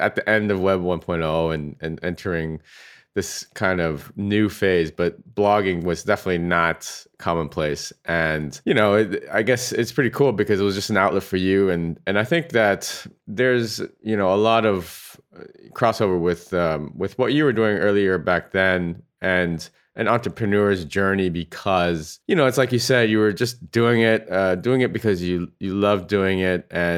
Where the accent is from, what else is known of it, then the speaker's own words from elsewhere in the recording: Walnut Creek, California, United States; And I was originally from the Bay Area as well.